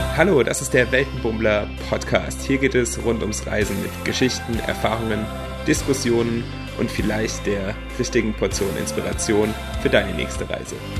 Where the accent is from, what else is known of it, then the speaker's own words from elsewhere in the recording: Mannheim, Baden-Württemberg, Germany; von Monheim, Mannheim, mein, meiner Heimat